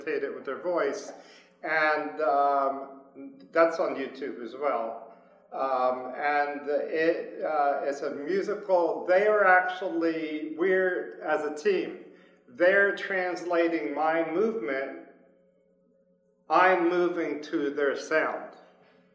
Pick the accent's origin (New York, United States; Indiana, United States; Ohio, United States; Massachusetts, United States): Massachusetts, United States; Framingham; also born or lived in Istanbul, Turkey / New Jersey; now in Philadelphia, United States; I've been here since I was 3, grew up in Framingham, Massachusetts, then moved down to New Jersey and Philly